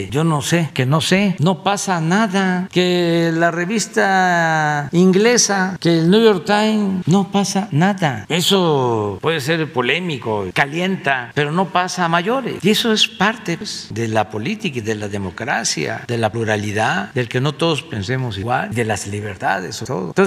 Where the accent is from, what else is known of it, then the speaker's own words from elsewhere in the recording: Mexico; somos todos mexicanos.